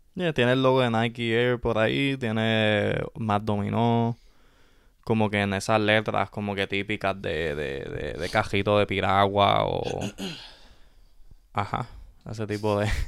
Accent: Puerto Rico; nosotros como puertorriqueños

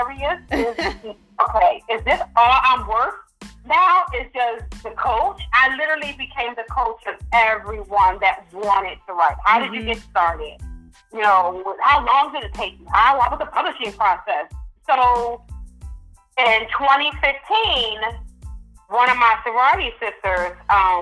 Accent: Philadelphia, Pennsylvania, United States; I'm from North Philadelphia

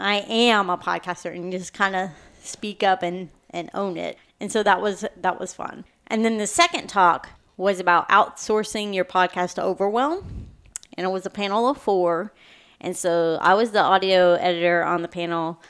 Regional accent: Kentucky, United States; I'm from Kentucky

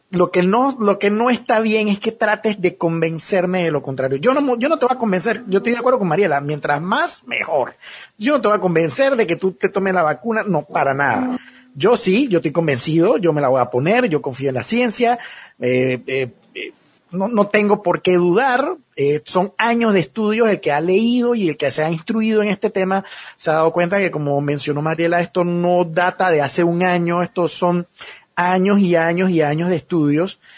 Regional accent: Panama; si yo me pongo la vacuna y soy el único panameño en el mundo, perdón, el único panameño en este país con la vacuna, no va a funcionar.

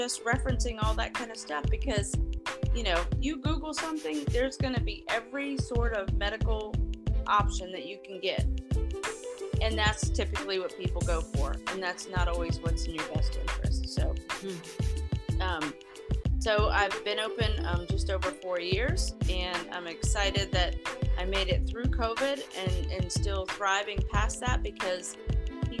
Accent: New York, United States; I was born in New York

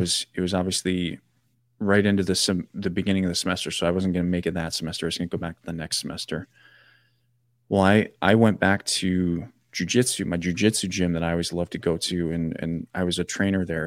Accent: Janesville, Wisconsin, United States; my hometown down in Janesville

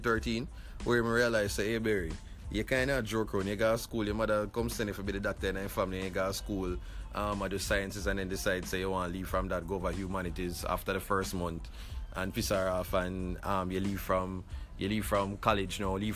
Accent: Kingston, Jamaica; Grew up downtown. I'm from Rallington Town, Waterloo Road

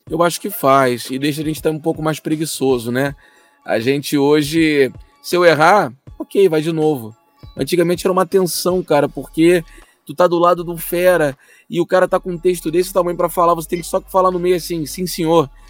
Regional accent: Rio de Janeiro, Brazil; eu sou de Campo Grande aqui no Rio de Janeiro

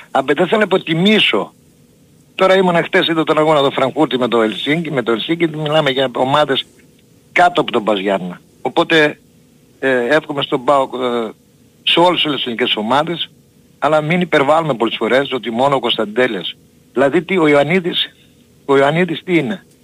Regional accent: Germany; είμαι από Γερμανία

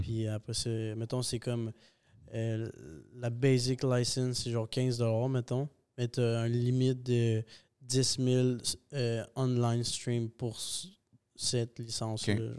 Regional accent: Saint-Hyacinthe, Quebec, Canada; also born or lived in Bogotá, Colombia; On est resté jusqu'à mes un an. Puis on est reparti au Québec. Je vis à Saint-Hyacinthe depuis ça

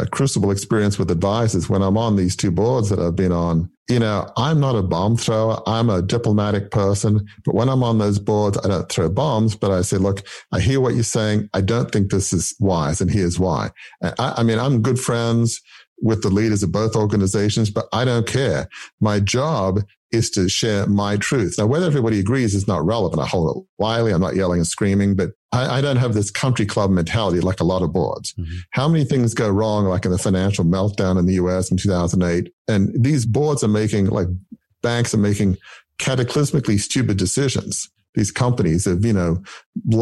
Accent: Australia; I grew up in the 70s. And so like a lot of Australians at the time

